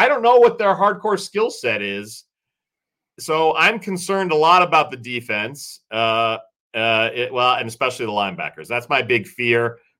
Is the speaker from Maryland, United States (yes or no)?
yes; Maryland, United States; moved away as an adult; now in Vermont, United States; I grew up outside of D.C. in Maryland